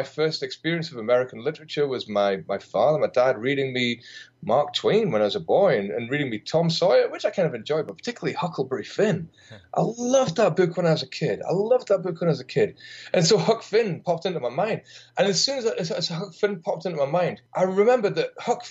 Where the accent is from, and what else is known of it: United Kingdom